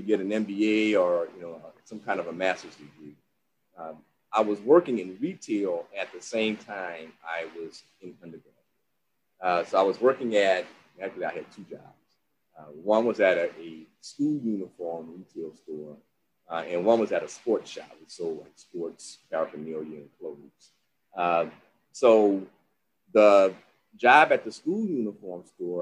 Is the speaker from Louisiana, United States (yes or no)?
yes; New Orleans, Louisiana, United States; I'm from New Orleans. You know, my whole family's in New Orleans